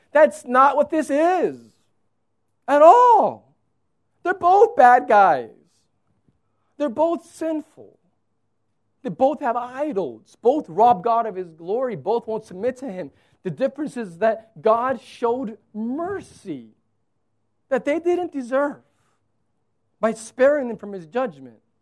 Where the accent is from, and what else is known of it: United States